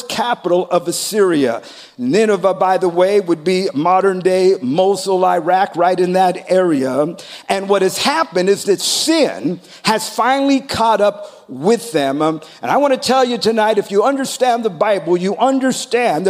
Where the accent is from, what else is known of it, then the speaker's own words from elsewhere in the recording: United States; I am a citizen. I am an American.